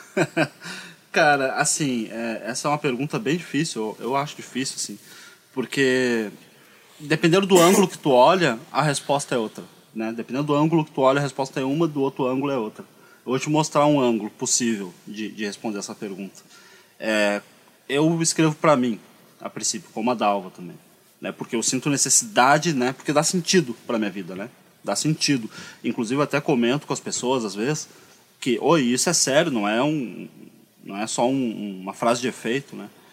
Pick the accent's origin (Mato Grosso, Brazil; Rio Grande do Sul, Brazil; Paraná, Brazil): Rio Grande do Sul, Brazil; Porto Alegre; also born or lived in Pinheiro; Eu nasci no Pinheiro e fiquei ali até uns 5 anos de idade. E aí o meu pai veio trabalhar na Cidade Baixa como zelador, teve que vir morar aqui